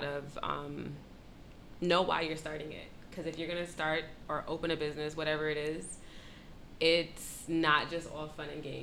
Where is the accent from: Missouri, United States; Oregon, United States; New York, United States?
New York, United States; New York City; I am from Brooklyn, New York